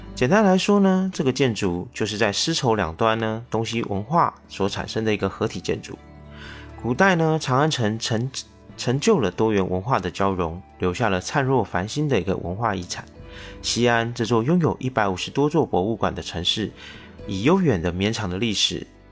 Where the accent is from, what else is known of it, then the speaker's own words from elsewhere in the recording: Taiwan; 我是一位来自台湾省的小哥哥